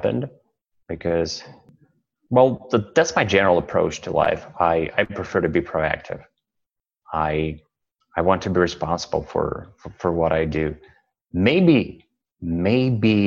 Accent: Russia; English is a second language; moved away as an adult; now in Canada; I'm originally from Russia, and now I'm living in Canada, and I've been here for 1 year.

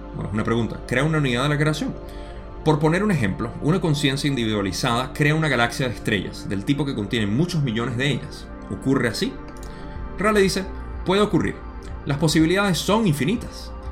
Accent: Venezuela; en mi país usamos la palabra millardo eh, para aquellos venezolanos que están

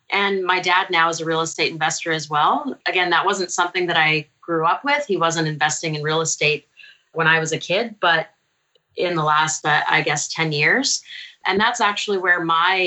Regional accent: San Jose, California, United States; moved away as an adult; now in Victoria, Canada; I grew up in San Jose

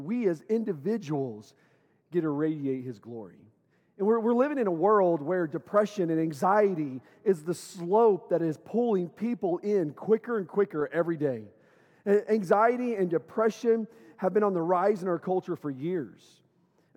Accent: Owosso, Michigan, United States; moved away; I grew up here in Owosso. I went all the way through eighth grade in Owosso.

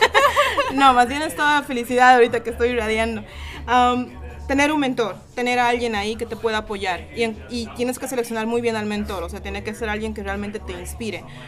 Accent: Cochabamba, Bolivia; soy de Bolivia, de Cochabamba específicamente hablando

